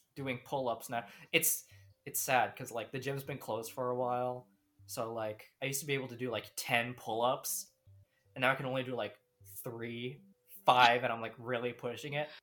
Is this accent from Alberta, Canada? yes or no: no; Ontario, Canada; the most powerful of Ontarians. That's us. We're Canadian